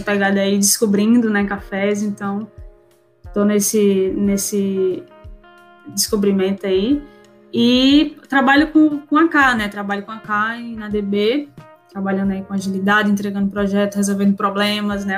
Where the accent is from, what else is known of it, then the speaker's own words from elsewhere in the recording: Recife, Pernambuco, Brazil; sou de Recife, Pernambuco, então é, nasci aqui, minha família toda é daqui